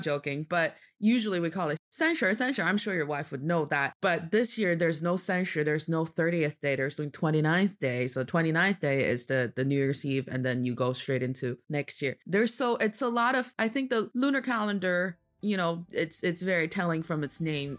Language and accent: English; Changchun, Jilin, China; now in Beijing, China; from the northeast part of China. It's a beautiful city called Changchun, which means a long spring, and it's in Jilin Province